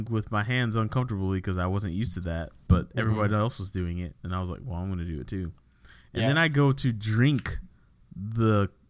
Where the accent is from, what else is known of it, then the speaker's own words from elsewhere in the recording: United States; I was in the States my whole life.